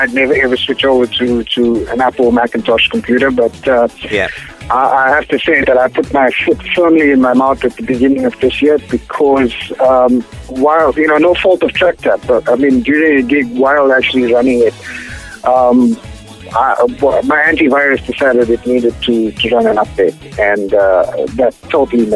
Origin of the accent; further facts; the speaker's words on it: Durban, KwaZulu-Natal, South Africa; my hometown of Durban